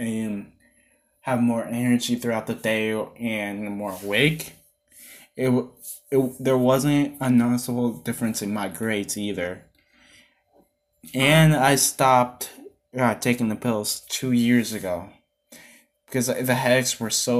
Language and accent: English; Humacao, Puerto Rico; now in Cleveland, United States; We're originally from Humacao, Puerto Rico, but now we live in Cleveland, Ohio.